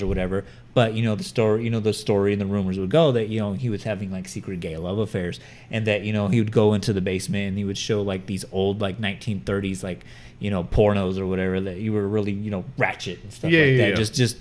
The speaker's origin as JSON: {"language": "English", "region": "California", "country": "United States", "said": "we're from California."}